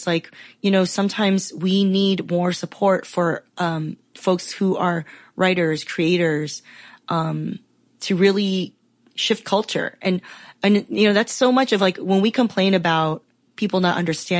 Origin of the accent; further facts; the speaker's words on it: Taiwan; I'm from Taiwan, you know, Chinese